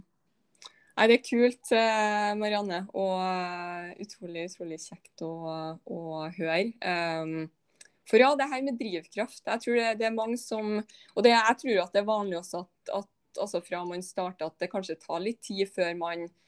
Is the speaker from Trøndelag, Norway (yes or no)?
yes; Malvik, Trøndelag, Norway; Jeg er jo også bare liksom fra ja, Malvik, liksom utafor Trondheim